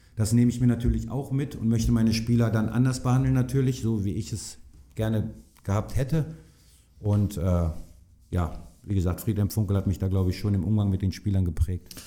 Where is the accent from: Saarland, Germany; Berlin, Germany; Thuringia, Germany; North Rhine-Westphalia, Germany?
North Rhine-Westphalia, Germany; da komme ich halt her. Das ist, das ist meine Heimat